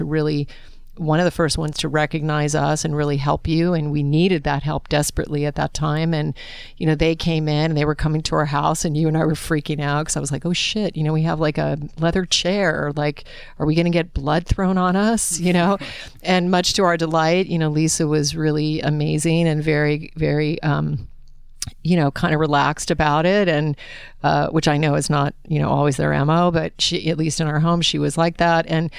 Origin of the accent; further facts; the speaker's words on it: Alaska, United States; I was raised in Alaska on game meat, as most of you know who listen to the podcast.